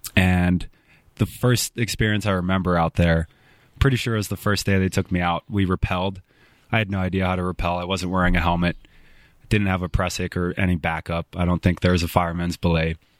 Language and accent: English; Spokane, Washington, United States; moved away as an adult; now in Bozeman, United States; growing up in Spokane from ten to eighteen, and then moving to Bozeman, eighteen to, I'm twenty-six now.